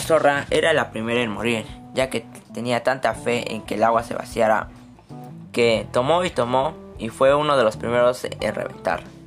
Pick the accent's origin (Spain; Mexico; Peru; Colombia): Peru; Moquegua; soy de Moquegua